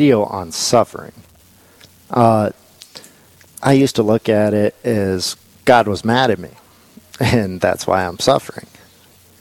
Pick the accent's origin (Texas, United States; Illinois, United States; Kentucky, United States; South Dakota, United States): South Dakota, United States; Belle Fourche; I grew up here in the Black Hills, Belfouche originally